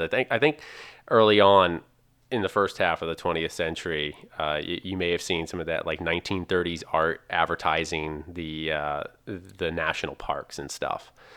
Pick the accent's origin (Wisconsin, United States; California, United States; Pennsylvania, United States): Pennsylvania, United States; I come from Pennsylvania